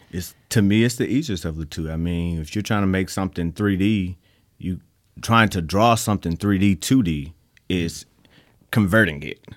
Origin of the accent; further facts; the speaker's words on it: Mississippi, United States; we're from Mississippi